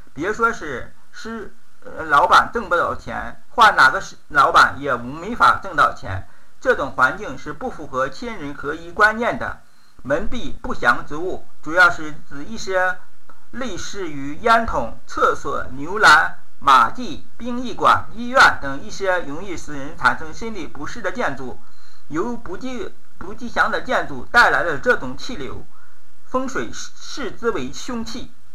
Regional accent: northern China, China; 我是纯正的北方人

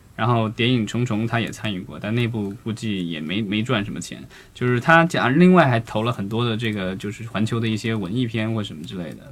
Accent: China; 作为中国人是幸福的，因为每年可以过两个年

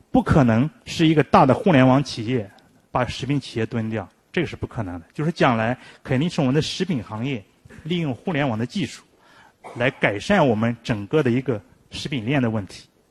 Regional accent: China; 我们中国人

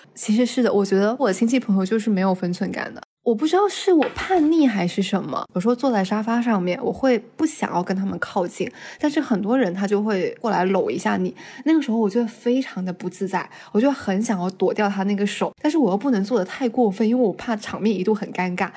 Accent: Guangdong, China; moved away as an adult; now in Shanghai, China; 就是不要在上海了，就回广东，比如说回广州、深圳。

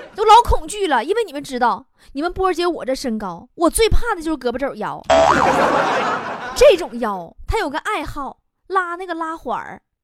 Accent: Northeast China, China; 这就是俺们东北人的海滨度假模式

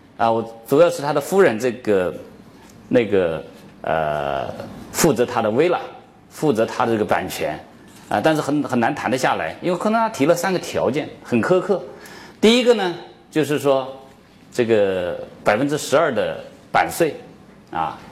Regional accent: China; 我们中国人

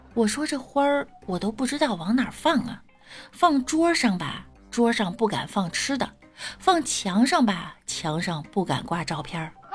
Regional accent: China; 我们中国人的谦虚文化

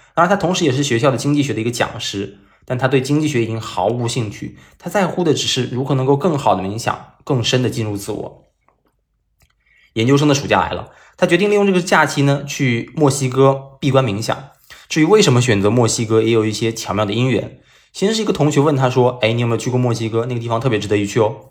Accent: China; 他们所建的房子跟我们中国人所理解的建房子是不一样的

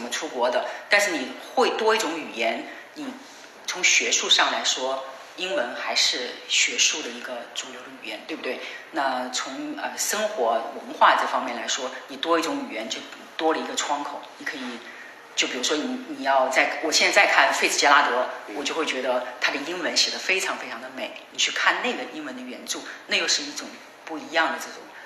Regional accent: Changde, Hunan, China; moved away; 我曾经带他回我的家乡

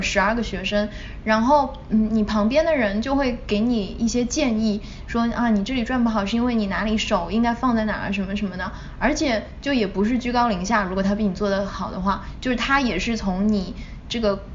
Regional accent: China; moved away; 我从小在，嗯，国内长大嘛

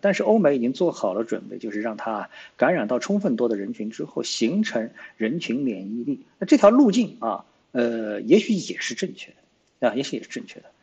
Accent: China; 作为中国人

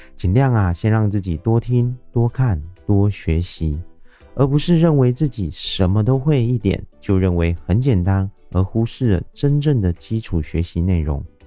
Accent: Taiwan; 我是一位来自台湾喜欢旅行与热爱交朋友的牙龈

